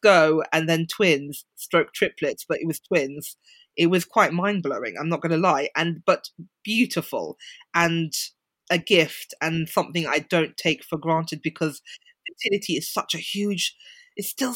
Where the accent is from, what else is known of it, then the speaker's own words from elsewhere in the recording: London, United Kingdom; moved away; I grew up in central London.